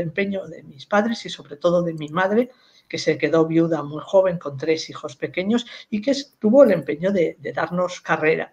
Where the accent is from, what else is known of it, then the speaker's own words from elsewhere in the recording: Madrid, Community of Madrid, Spain; nací en Madrid